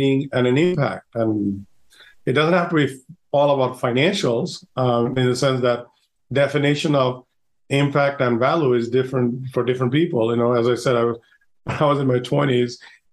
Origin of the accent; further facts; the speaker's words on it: Bangladesh; moved away; I'm originally from Bangladesh